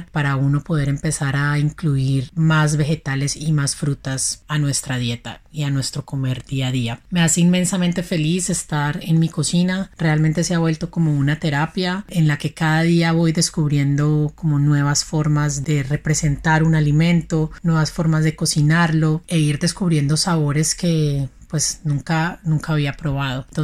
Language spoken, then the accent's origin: Spanish; Cali, Valle del Cauca, Colombia; Soy una caleña apasionada inmensamente por la cocina vegetal.